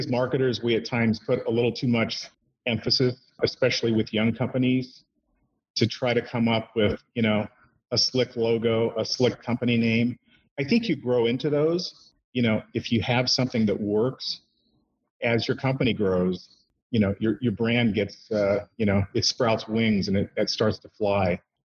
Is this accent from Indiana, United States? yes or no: yes; Indiana, United States; and then came back to my home state, Indiana.